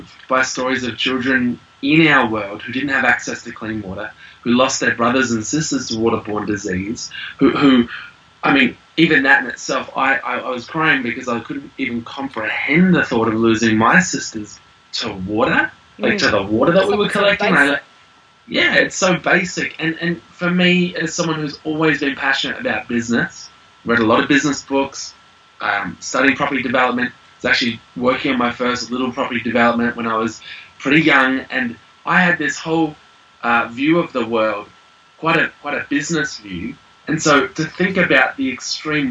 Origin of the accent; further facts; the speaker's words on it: Australia; moved away as an adult; now in New Zealand; we are Aussie